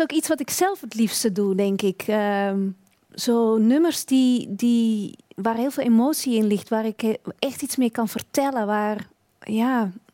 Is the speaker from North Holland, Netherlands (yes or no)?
yes; Beemster, North Holland, Netherlands; moved away as an adult; now in Belgium; ik ben opgegroeid in de Beemster. Dat is boven Amsterdam